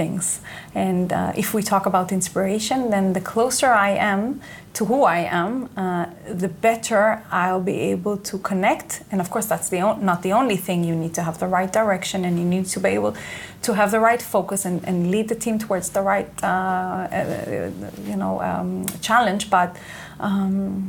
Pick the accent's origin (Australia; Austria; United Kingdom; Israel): Israel; English is a second language; moved away as an adult; I was born and raised here in Israel.